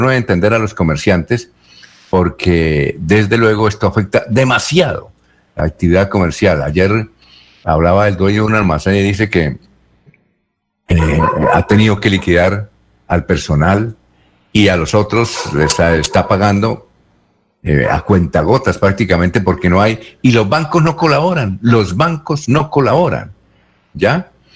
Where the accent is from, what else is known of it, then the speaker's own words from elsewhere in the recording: Bucaramanga, Santander, Colombia; yo soy de Bucaramanga